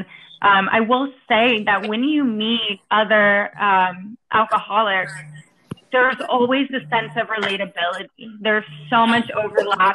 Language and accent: English; New York City, New York, United States; moved away as an adult; also born or lived in East Coast / Florida; I am from New York City